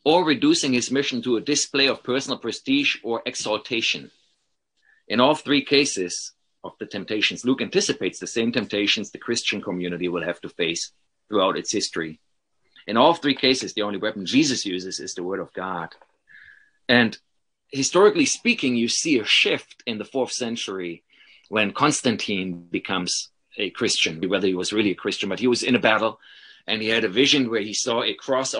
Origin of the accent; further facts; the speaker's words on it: Paderborn, North Rhine-Westphalia, Germany; moved away as an adult; now in Madison, United States; my hometown in Paderborn